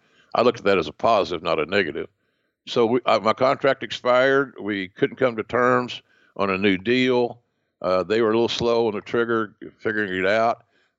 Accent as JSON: {"language": "English", "region": "Southern United States", "country": "United States", "accent": "Southern", "said": "Because of my Bell's palsy, my Southern accent, being a chubby guy, et cetera, I didn't have the TV look"}